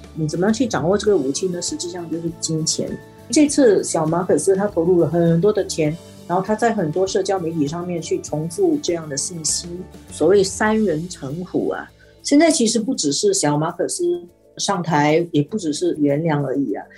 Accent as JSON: {"language": "Chinese", "country": "Singapore", "said": "我作为一个新加坡人啊"}